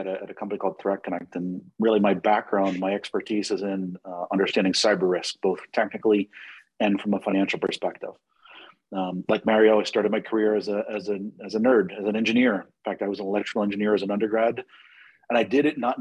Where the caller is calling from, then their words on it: Washington, District of Columbia, United States; I'm calling today from the Washington, D.C. area